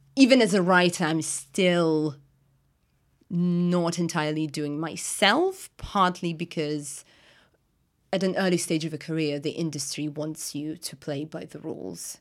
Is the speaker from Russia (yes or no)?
yes; Russia; English is a second language; moved away as an adult; now in London, United Kingdom; I'm from Russia